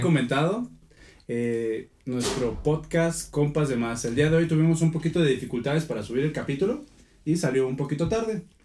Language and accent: Spanish; Morelia, Michoacán, Mexico; also born or lived in Guadalajara; yo nací en Guadalajara, pero realmente mi casa, mi cuna es Morelia, güey. Yo, yo soy moreliano así de, de, de piel